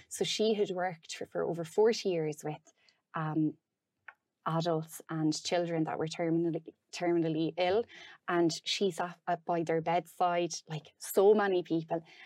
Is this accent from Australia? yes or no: no; Roscommon, Connacht, Ireland; now in Dunmore East, Ireland; I'm from Roscommon originally